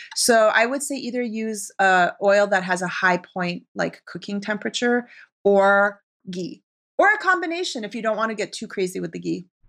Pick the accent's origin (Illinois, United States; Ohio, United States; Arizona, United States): Arizona, United States; moved away as an adult; also born or lived in Tehran, Iran / New York City; now in Los Angeles, United States; Iranian chick growing up in Arizona